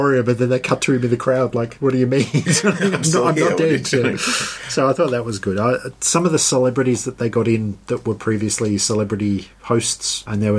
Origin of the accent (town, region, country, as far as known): Australia